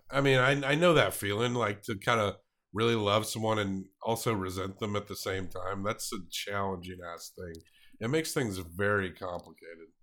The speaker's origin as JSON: {"language": "English", "region": "the South", "country": "United States", "tie": "born or raised there", "said": "I grew up in the South, so you kinda had a lotta old school people"}